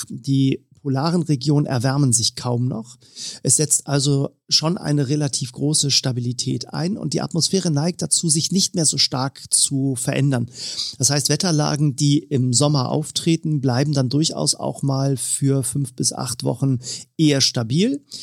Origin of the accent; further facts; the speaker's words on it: Northern Germany, Germany; ich nehme mal äh, als Norddeutscher mal die Station Hamburg, die ich eben schon erwähnt habe, raus.